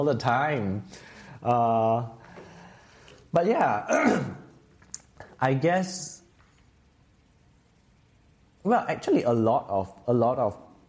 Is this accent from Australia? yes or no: no; Singapore; also born or lived in Taiwan; growing up in Singapore